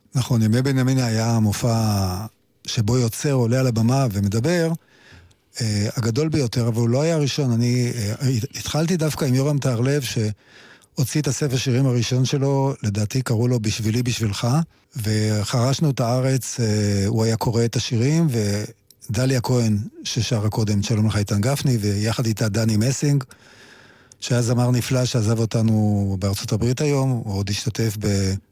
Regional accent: near the Taninim Stream, Haifa District, Israel; אני נולדתי ליד נחל התנינים

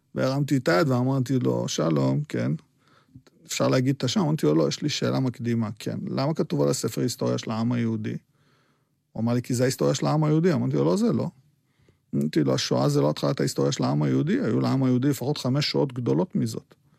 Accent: Petah Tikva, Central District, Israel; Hebrew is a second language; also born or lived in Baghdad, Iraq / Netanya; אני גם גדלתי במקום אה, מאוד מאוד מאוד אה, מופרד, סגרגטיבי, פתח תקווה

